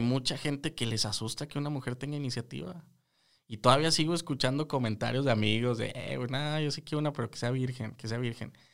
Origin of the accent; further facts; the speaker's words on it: Mexico; nosotros como mexicanos